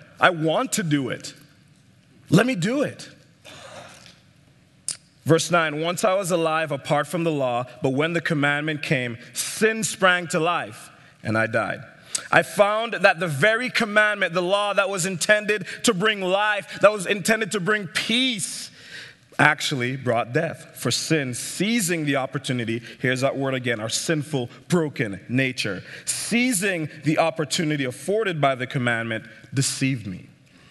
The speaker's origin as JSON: {"language": "English", "country": "St. Martin", "tie": "born or raised there", "also_born_or_lived": "Jamaica", "said": "I grew up in the Caribbean, as you can tell by my accent. I was born in Jamaica, and then I grew up in St. Martin, Eastern Caribbean."}